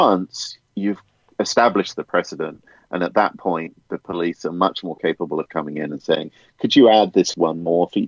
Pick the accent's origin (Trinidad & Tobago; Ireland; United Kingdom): United Kingdom; I'm a Brit